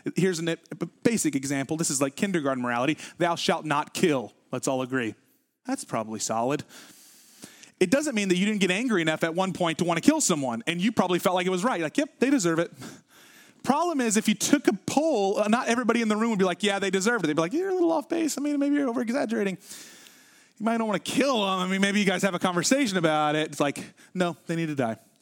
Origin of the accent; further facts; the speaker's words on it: the South, United States; I grew up in the South.